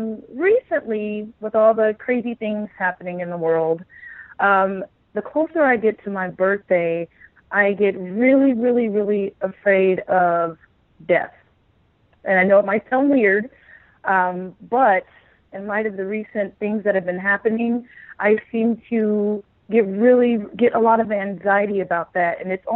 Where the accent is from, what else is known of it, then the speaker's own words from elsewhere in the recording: Las Vegas, Nevada, United States; because I came from Las Vegas and I was there for so many years